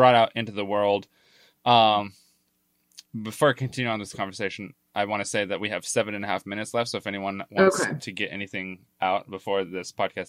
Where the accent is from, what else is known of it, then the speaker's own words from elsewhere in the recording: Arkansas, United States; I am from Arkansas, but not. I wasn't born there, so.